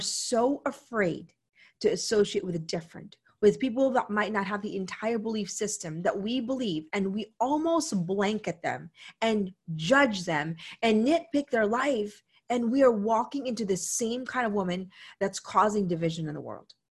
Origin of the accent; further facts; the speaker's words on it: Philippines; moved away; also born or lived in United States; I come from the Philippines